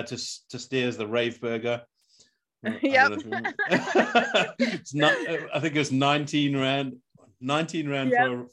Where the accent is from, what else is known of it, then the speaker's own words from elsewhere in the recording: Durban, KwaZulu-Natal, South Africa; I grew up in Durban in that era.